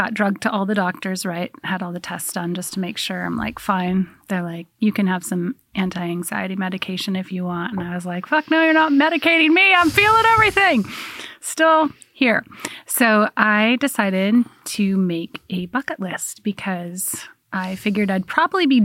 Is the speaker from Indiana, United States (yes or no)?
no; Portland, Oregon, United States; moved away as an adult; also born or lived in Spokane, Washington / England; Powell's Books was my refuge when I was a child.